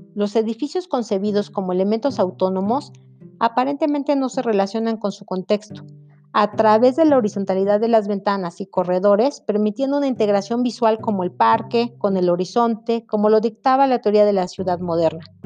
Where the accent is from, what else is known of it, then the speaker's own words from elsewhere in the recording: Mexico; nosotros como mexicanos